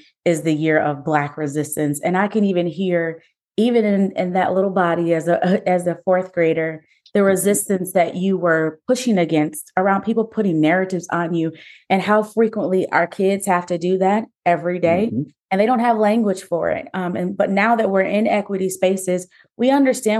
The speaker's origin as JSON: {"language": "English", "town": "Niagara Falls", "region": "New York", "country": "United States", "moved": "yes", "said": "I am originally from Niagara Falls, New York. I'm the first in my family to leave Niagara Falls"}